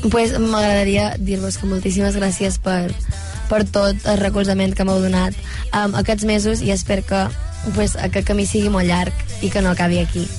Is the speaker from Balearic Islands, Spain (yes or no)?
yes; Menorca, Balearic Islands, Spain; first language Catalan